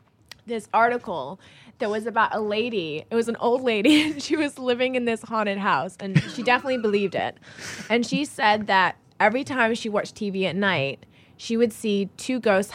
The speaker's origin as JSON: {"language": "English", "region": "England", "country": "United Kingdom", "tie": "born or raised there", "also_born_or_lived": "Texas", "said": "I was born and raised in England. All my family are there. I am English. I moved to Texas for a year when I was 14 with my family"}